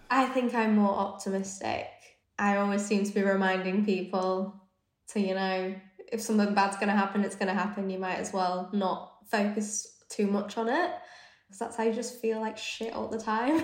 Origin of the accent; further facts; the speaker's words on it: Leeds, Yorkshire and the Humber, United Kingdom; also born or lived in London; I grew up in Leeds, so I'm northern.